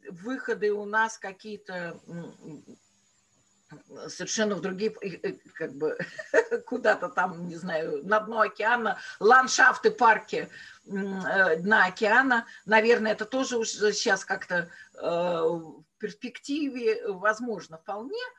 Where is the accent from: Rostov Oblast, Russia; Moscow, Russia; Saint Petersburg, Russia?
Saint Petersburg, Russia; Pavlovsk; Палский парк и фактически моя родина. Эм, наверное, подсознательно это повлияло тоже на выбор моей профессии. Но ну, вот так вот вышло, что мои бабушки и дедушки э, работали э, в Павловском э, дворце и парке.